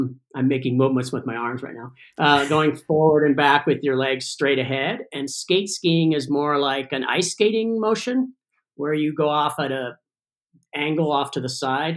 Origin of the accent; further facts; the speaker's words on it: California, United States; also born or lived in Ithaca, New York; I grew up in Tahoe